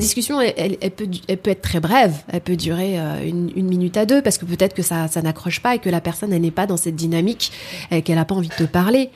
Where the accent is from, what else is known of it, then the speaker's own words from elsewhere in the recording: Noisy-le-Grand, Île-de-France, France; je viens de Noisy-le-Grand 93